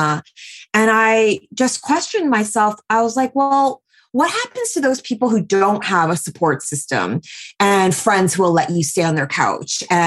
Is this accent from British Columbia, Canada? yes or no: yes; Vancouver, British Columbia, Canada; moved away as an adult; also born or lived in New York; I am 39 and I was born and raised in Vancouver, but I spent the last 8 years in New York and then just moved back to Vancouver during the pandemic.